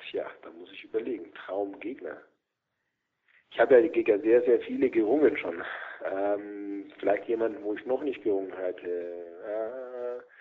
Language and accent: German; Germany; Deutschland, mein Heimatland.